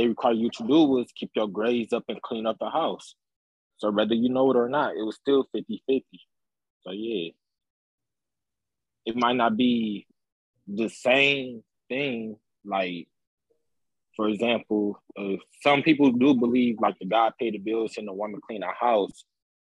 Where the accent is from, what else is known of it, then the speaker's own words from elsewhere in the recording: Detroit, Michigan, United States; I'm from Detroit.